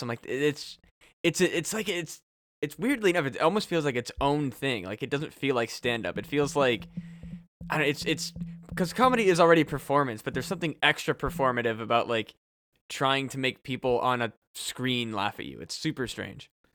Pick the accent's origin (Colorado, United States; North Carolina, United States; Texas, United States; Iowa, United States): Iowa, United States; Burlington; growing up in Burlington